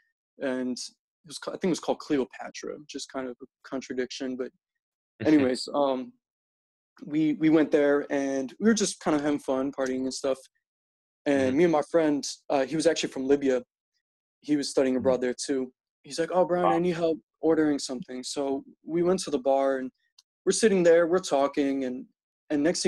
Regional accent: Philadelphia, Pennsylvania, United States; moved away as an adult; also born or lived in Slovakia; now in Chicago, United States; I'm originally from here, the same town, but I grew up in America

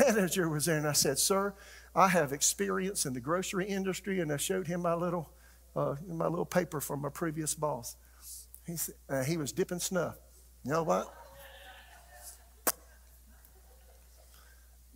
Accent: South Carolina, United States; moved away as an adult; also born or lived in Tulsa, Oklahoma / Raleigh, North Carolina; we're from South Carolina living in Tulsa

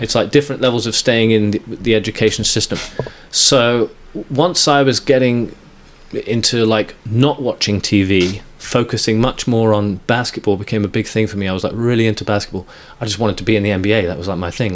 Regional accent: England, United Kingdom; the sort of earliest memory I remember is growing up in England

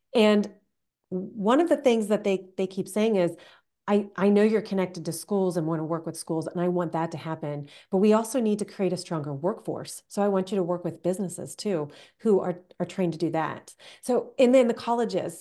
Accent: United States; also born or lived in Canada; I grew up in the American system

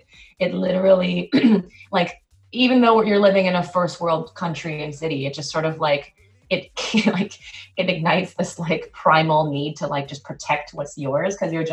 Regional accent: South Korea; also born or lived in New Jersey, United States / Tokyo, Japan; now in United States; So I was in Korea for about almost 10 years before I moved back to the US for college. I was born here, but I was born in New Jersey, actually.

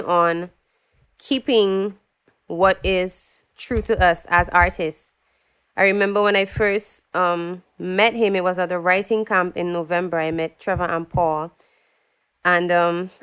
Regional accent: Dominica; first language English; I'm from the Caribbean island of Dominica

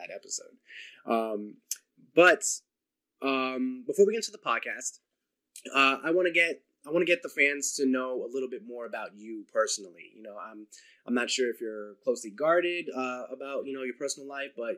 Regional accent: New Jersey, United States; I'm from New Jersey

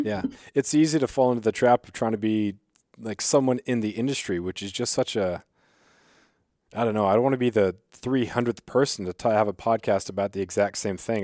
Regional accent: Southeast Alaska, United States; growing up in Southeast, and we would take the, take the ferries for basketball trips

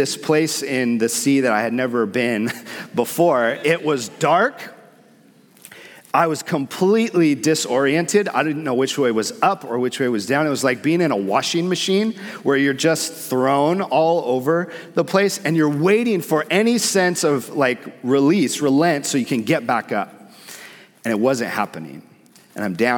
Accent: San Diego, California, United States; also born or lived in Hawaii; I grew up surfing in San Diego. I lived in Hawaii for a portion of my life

